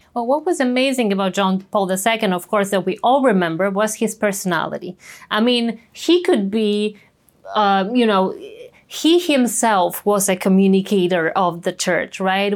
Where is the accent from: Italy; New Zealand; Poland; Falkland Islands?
Poland; Częstochowa, Silesian Voivodeship; my hometown in Częstochowa